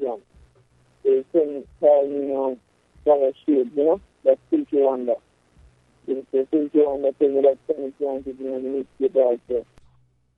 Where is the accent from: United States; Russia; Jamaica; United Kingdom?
Jamaica; I grew up in Pentamas most of my years, growing up, I grew up in Pentamas.